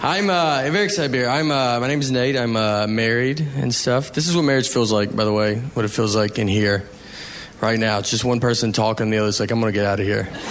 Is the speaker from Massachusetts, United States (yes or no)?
no; Nashville, Tennessee, United States; I'm from Nashville